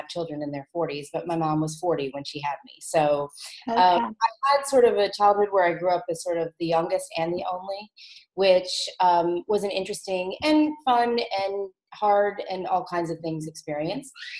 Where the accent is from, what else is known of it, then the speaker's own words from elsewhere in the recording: New Orleans, Louisiana, United States; now in Nashville, United States; I grew up in New Orleans, so far away from Pollyanna, and it was a really cool place to grow up